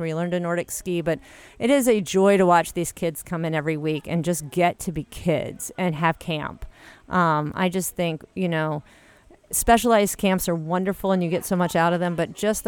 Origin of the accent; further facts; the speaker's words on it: Louisiana, United States; moved away as an adult; also born or lived in Maine; now in Minneapolis, United States; I had come from the South. I grew up in Louisiana